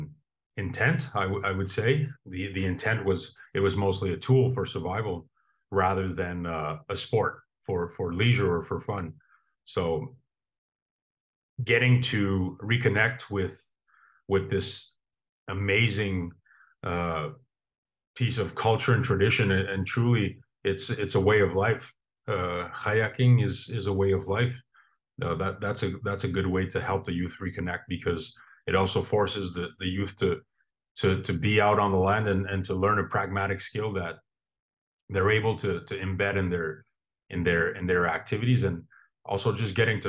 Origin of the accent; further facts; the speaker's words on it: Puvirnituq, Quebec, Canada; my hometown of Povilintuk, which is in Nunavik, the northern part of Canada.